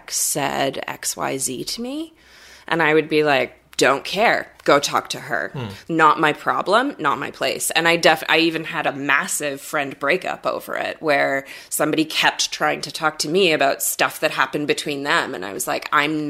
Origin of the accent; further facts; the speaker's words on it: Canada; as a Canadian, I'm also not like a proud Canadian